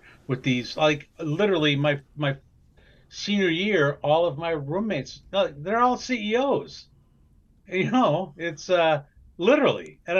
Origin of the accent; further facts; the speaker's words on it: Wisconsin, United States; Well, the thing is, when we were growing up in Wisconsin, first of all, so we had this kind of a long history on both sides of the family of alcohol abuse.